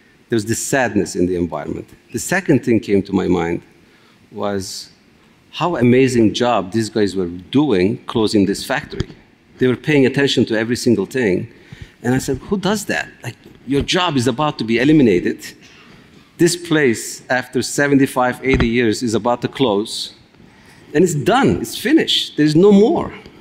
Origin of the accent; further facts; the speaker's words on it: Turkey; moved away as an adult; also born or lived in upstate New York; now in United States; I'm Kurdish, I'm from Turkey.